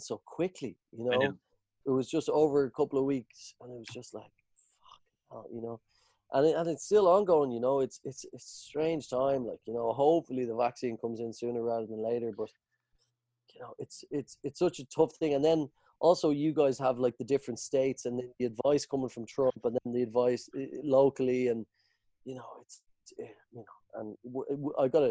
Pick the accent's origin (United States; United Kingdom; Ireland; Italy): Ireland; as an Irish people